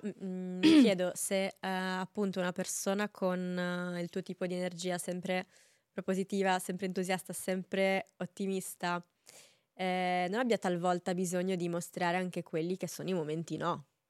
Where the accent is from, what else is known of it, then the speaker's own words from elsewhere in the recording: province of Cagliari, Sardinia, Italy; io sono sarda